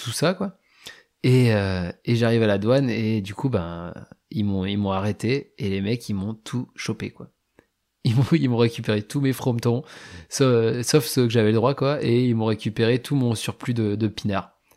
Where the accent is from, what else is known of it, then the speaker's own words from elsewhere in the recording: France; ah ouais mais je suis français donc, je colonisateur.